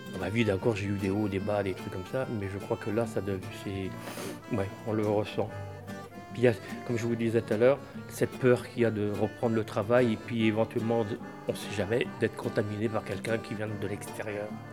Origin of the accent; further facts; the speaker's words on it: Brittany, France; now in Angers, France; on m'appelle le Breton puisque je suis Breton